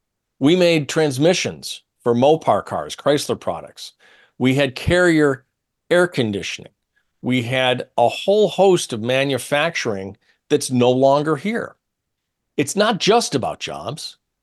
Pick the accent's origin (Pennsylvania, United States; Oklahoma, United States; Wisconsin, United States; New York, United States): New York, United States; Syracuse; I'm from Syracuse, New York.